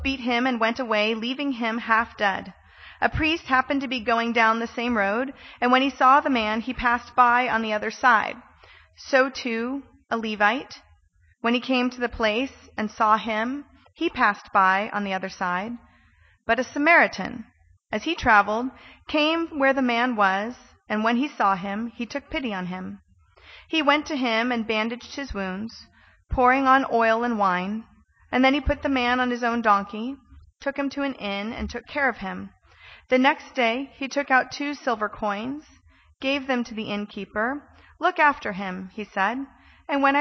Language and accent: English; California, United States; I'm Californian